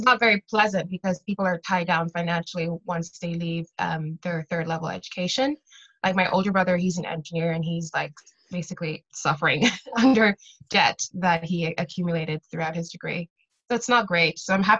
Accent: Canada; now in Ireland; So, I'm Canadian. My accent would probably tell you that. But I kind of grew up in between Ireland and Canada.

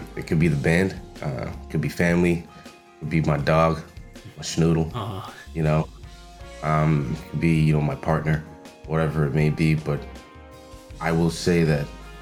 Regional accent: Long Island, New York, United States; I grew up on Long Island

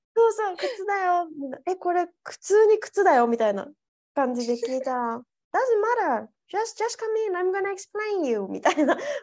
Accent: Japan; now in Spain; 日本人だから

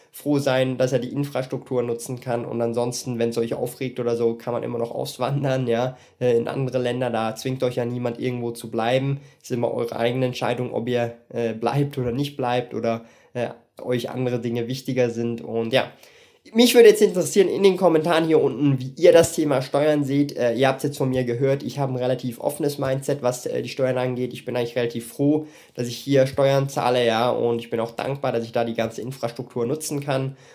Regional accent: Switzerland; ich bin Schweizer Bürger, ja, äh, ich kann jetzt von mir nicht sagen, ich bin EU-Bürger, weil die Schweiz halt nicht in der EU ist

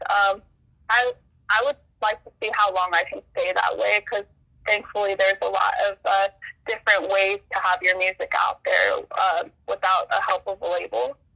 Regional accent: Burbank, California, United States; also born or lived in Los Angeles; I uh, currently live in Los Feliz. I grew up in Burbank, which is like about 15 minutes away from each other.

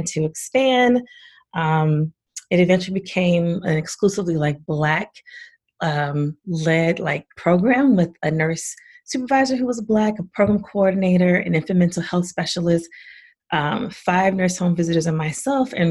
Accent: the South, United States; moved away; I was born and raised in the South

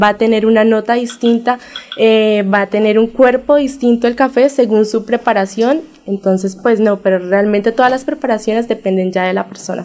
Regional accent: El Socorro, Santander, Colombia; yo soy nacida en El Socorro, yo soy hija de caficultores socorranos

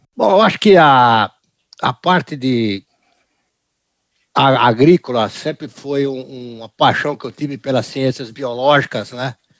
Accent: Brazil; also born or lived in United States; eu nasci nos Estados Unidos, vim para o Brasil uhum. logo depois da Segunda Guerra Mundial, 1951

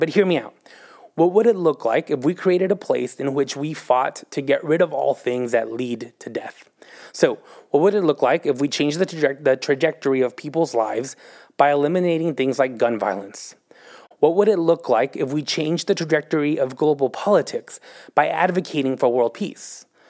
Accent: Texas, United States; moved away as an adult; now in Oklahoma City, United States; I'm from Texas

